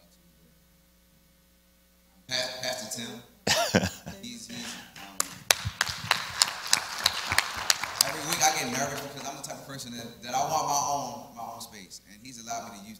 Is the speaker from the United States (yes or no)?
yes; Baltimore, Maryland, United States; moved away as an adult; I'm from Baltimore, Maryland